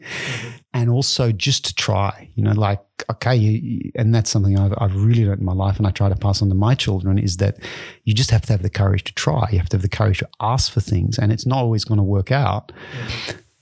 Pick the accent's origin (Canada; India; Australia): Australia; moved away as an adult; also born or lived in Japan / London; now in Belgium; I grew up in Australia and, and really in a in a rural uh, farming area in Australia